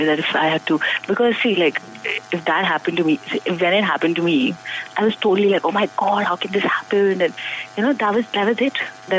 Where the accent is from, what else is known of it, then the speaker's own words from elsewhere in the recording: Noida, Uttar Pradesh, India; I'm from Noida, NCR.